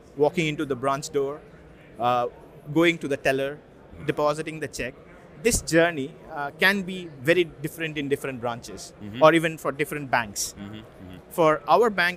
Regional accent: India; moved away as an adult; also born or lived in Russia; now in United Kingdom; I'm from India. So I spent most of my, until my 20s in India

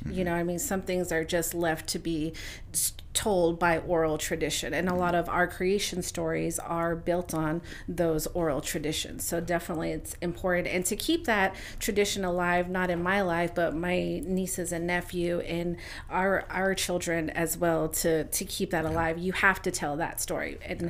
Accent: United States; born or raised there; moved away as an adult; also born or lived in Tucson, Arizona

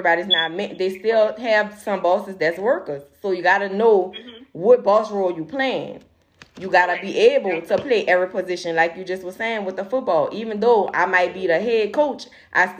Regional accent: New Orleans, Louisiana, United States; we're from New Orleans

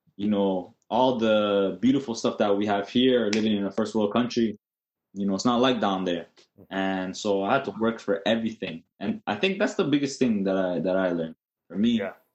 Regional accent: Toronto, Ontario, Canada; I was born in Toronto. Uh, we lived there for probably the first six years of my of my uh, my life

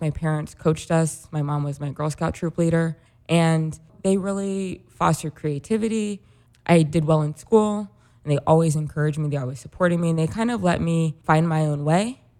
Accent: Rolla, Missouri, United States; moved away as an adult; now in Chicago, United States; I'm from Rollins. It's a smallish city in Mis-, it's technically a city, a smallish city in Missouri.

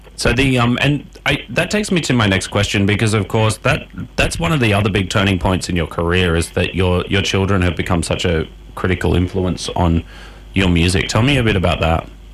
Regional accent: Australia; accent: Australian; my Australian accent

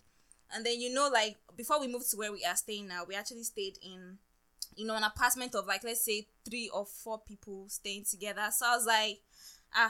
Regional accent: Nigeria; now in United States; growing up in Nigeria

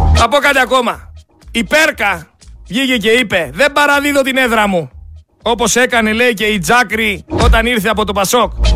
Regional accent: Greece; σαν Έλληνες πολίτες

